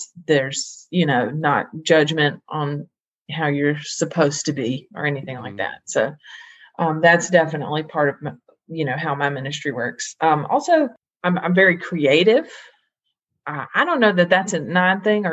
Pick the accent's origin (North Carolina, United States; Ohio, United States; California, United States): North Carolina, United States; Greensboro; I'm from Greensboro, North Carolina